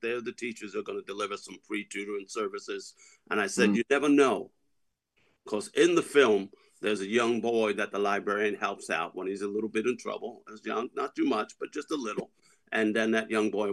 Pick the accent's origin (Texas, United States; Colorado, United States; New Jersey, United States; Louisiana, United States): New Jersey, United States; I'm from New Jersey